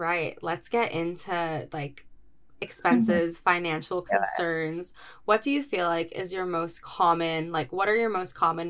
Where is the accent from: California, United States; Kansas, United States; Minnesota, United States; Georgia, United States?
California, United States; now in New York City, United States; I am, you know, born and raised in California.